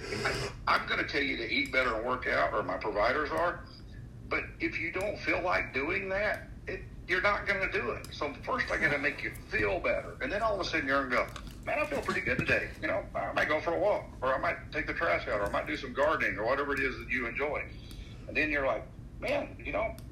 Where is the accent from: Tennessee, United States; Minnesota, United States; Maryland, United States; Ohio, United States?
Tennessee, United States; I grew up in Tennessee